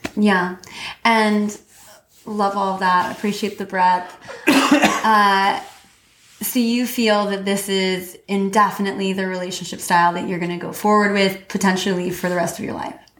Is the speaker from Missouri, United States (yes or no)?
yes; Missouri, United States; I grew up in Missouri Midwest